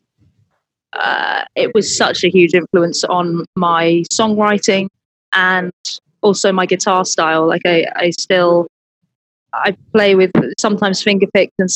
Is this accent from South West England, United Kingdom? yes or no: yes; Penzance, South West England, United Kingdom; moved away as an adult; now in London, United Kingdom; I grew up in Cornwall. It's where my family are all still there. So I'm still down there quite a lot in normal times. And moved from there when I was about 18 to go to university. And I now live in London. But Penzance in Cornwall is where I'm from.